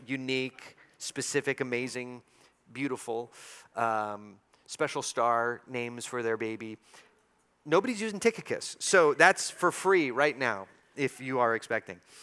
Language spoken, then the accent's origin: English; El Paso, Texas, United States; born or raised there